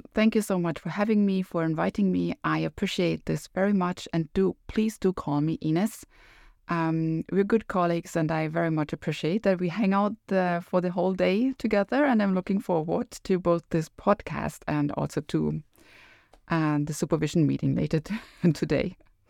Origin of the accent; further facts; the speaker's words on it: Northern Germany, Germany; And I come from Northern Germany. For sure, soybeans never, ever grew in Northern Germany, Northeastern Germany when I was a child.